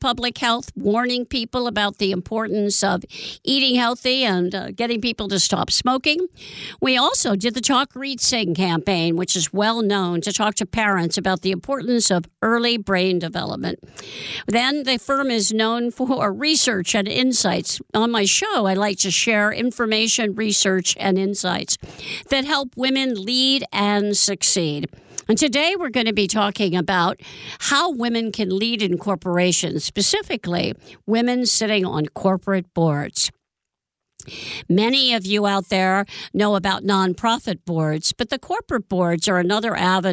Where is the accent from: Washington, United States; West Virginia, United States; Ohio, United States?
Ohio, United States; Columbus; now in California, United States; We're both from the Columbus, Ohio area